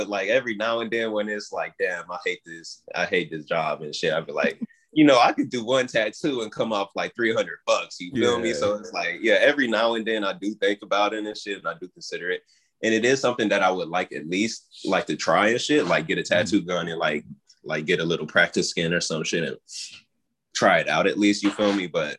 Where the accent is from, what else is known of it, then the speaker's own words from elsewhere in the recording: Oklahoma, United States; now in South Carolina, United States; But I'm not originally from South Carolina. I came from Oklahoma and shit, and my dad's a tattoo artist based out there and shit.